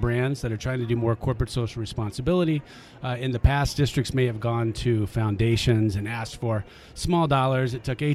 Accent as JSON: {"language": "English", "town": "Golden", "region": "Colorado", "country": "United States", "said": "I am from Denver, Colorado, actually Golden, just west"}